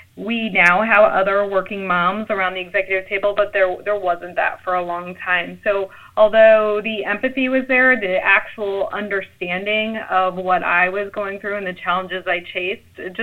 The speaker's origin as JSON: {"language": "English", "town": "St. Louis", "region": "Missouri", "country": "United States", "said": "I'm from the St. Louis area"}